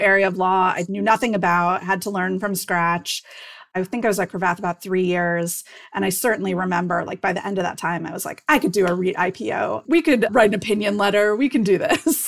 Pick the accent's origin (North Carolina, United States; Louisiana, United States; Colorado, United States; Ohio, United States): Ohio, United States; Cleveland; moved away as an adult; I grew up in Cleveland, Ohio